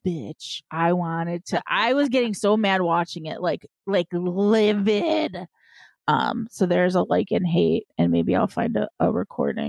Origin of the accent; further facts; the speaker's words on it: Chicago, Illinois, United States; I'm from Chicago